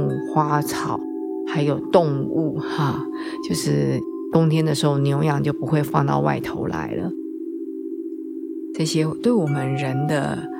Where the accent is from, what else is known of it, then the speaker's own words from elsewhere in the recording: China; 所以到了冬天呢，我们中国人喜欢用吃来祭五脏庙，其实这个也很有道理啊